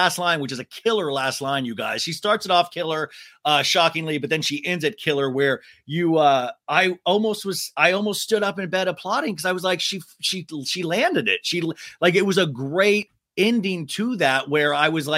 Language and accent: English; Kansas, United States; now in Los Angeles, United States; since I was a kid growing up in Kansas